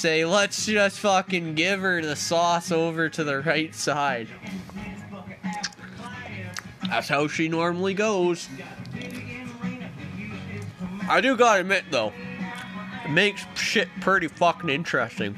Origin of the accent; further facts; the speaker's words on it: Ontario, Canada; now in British Columbia, Canada; I grew up in Ontario.